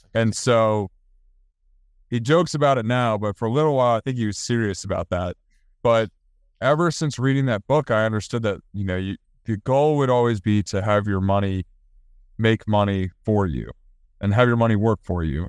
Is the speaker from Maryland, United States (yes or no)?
yes; Maryland, United States; moved away as an adult; also born or lived in Virginia; now in Charlotte, United States; I'm from Maryland, and my brother lives up near Maryland. My dad still lives in Maryland.